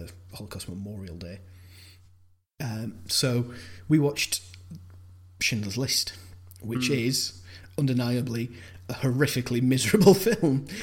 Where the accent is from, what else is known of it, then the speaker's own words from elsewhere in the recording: Ireland; I was born there. I wasn't born in Limerick, though